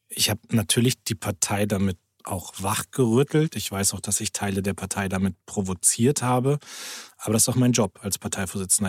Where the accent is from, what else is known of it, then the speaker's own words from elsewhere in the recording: Lower Saxony, Germany; als Niedersachse